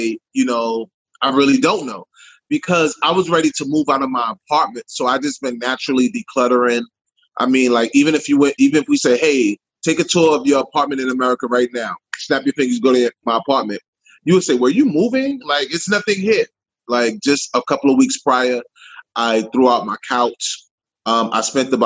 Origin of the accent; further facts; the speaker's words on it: New York City, New York, United States; moved away as an adult; now in Ghana; I'm born and raised in Harlem, New York City.